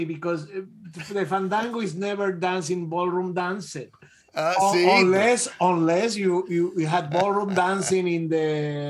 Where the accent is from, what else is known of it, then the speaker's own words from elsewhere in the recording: Puerto Rico; moved away; growing up in Puerto Rico